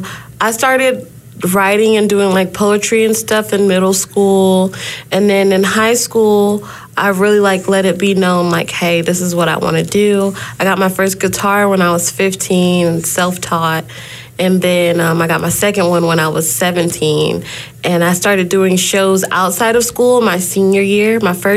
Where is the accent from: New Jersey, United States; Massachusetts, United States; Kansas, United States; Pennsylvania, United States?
Kansas, United States; Wichita; also born or lived in Dothan, Alabama / Jacksonville, Florida; So I say I'm from both, but I love Wichita.